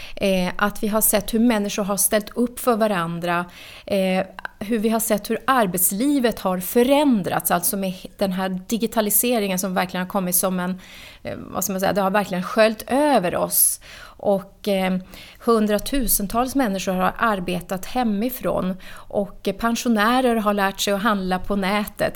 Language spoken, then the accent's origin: Swedish; Norrbotten County, Sweden; now in Nacka, Sweden; Jag är född och uppvuxen i Norrbotten